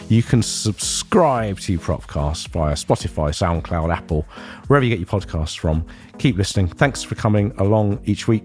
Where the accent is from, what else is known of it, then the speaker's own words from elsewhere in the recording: Ilford, London, United Kingdom; accent: Ilford; I've spent the last nearly 20 years losing my Ilford accent.